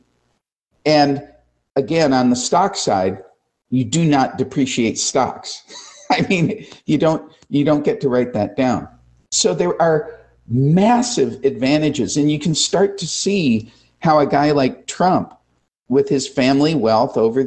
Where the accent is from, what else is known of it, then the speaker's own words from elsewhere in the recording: United States; as an American